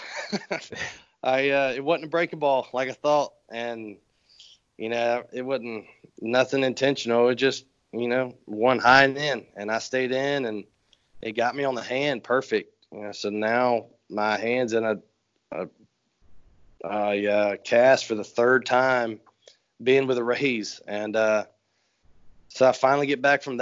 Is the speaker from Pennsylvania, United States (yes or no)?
no; LaGrange, Georgia, United States; my hometown in LaGrange, Georgia